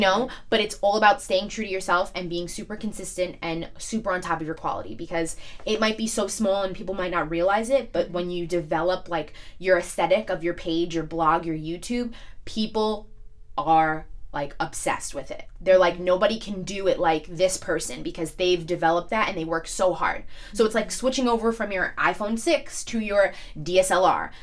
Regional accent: New York City, New York, United States; I'm from Staten Island, and a lot of people think I'm just from New York

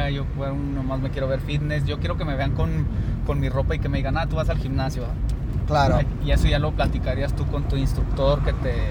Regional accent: Mexico; como buenos mexicanos que somos

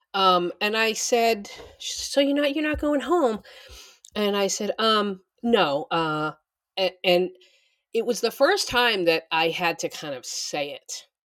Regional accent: Boston, Massachusetts, United States; moved away; I'm from Boston

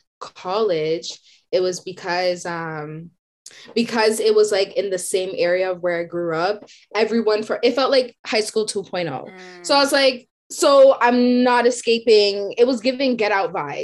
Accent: Whitby, Ontario, Canada; I grew up in Whitby

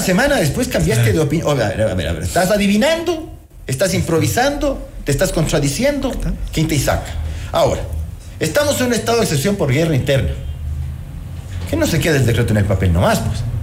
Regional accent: Ecuador; esos somos los ecuatorianos

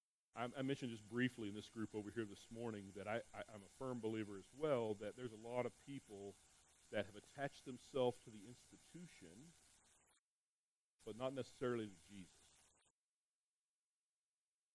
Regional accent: New Mexico, United States; moved away; I'm from New Mexico

